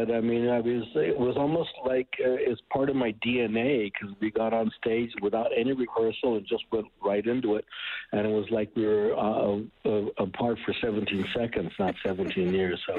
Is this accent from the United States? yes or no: no; Canada; And I love, love mezcal now, and now even being Canadian, you you enjoy it too.